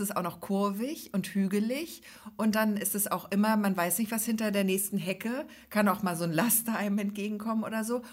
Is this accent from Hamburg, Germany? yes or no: yes; Hamburg, Germany; als Großstädterin, als Hamburgerin